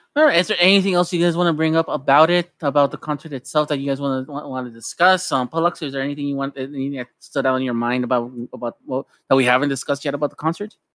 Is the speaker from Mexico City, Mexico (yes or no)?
no; Tijuana, Baja California, Mexico; I grew up in Mexico and I grew up in, in Tijuana